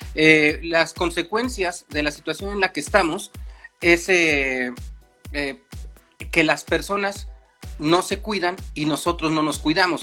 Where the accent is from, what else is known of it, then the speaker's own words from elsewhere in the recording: Mexico; como mexicanos, como latinos